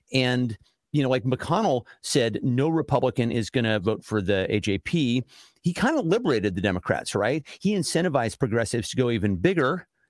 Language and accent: English; California, United States; now in Washington, United States; I grew up in California